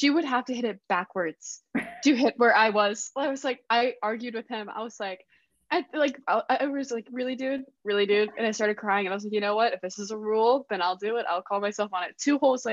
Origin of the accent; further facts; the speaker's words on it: Pinehurst, North Carolina, United States; I grew up in Pinehurst, North Carolina